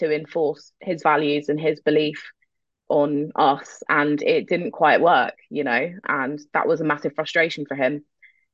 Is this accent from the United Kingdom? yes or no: yes; London, United Kingdom; moved away as an adult; now in Germany; I grew up in North London. My mum is English. She's from East London, and my dad is from Algiers